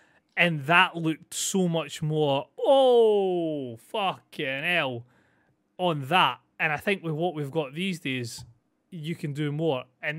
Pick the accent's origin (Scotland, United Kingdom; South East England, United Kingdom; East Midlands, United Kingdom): Scotland, United Kingdom; I'm Scottish. It's fine. It's just standard.